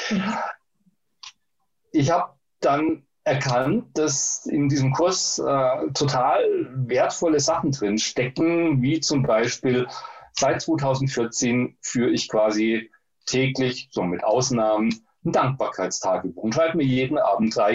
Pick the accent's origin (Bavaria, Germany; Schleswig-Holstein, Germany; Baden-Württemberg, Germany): Baden-Württemberg, Germany; born there; das gibt es in Baden-Württemberg, wo ich geboren bin.